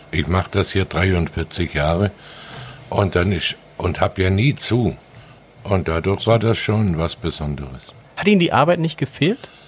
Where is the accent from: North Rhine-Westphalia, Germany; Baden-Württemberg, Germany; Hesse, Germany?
Baden-Württemberg, Germany; now in Sylt, Germany; Ich bin Schwabe. Schwabe genau.